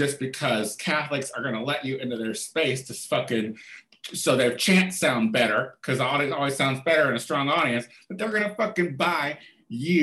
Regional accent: Chicago, Illinois, United States; I'm from Chicago

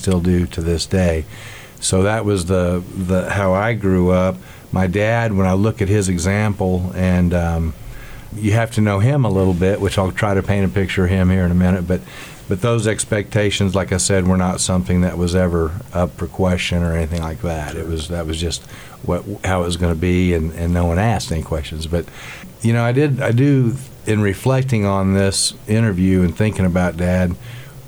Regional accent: Great Bend, Kansas, United States; also born or lived in McPherson, Kansas; I was born actually in McPherson, and we lived on a farm, but I was child number eight, so I was at the tail end of that, and so we moved to Great Bend in 1966. So I was 4 years old. We moved to Great Bend, so I grew up my entire life in Great Bend.

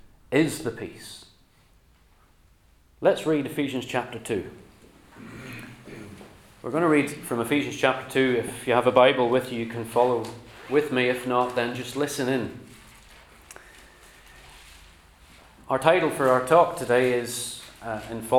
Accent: Northern Ireland, United Kingdom; now in England, United Kingdom; I moved across to England from Northern Ireland

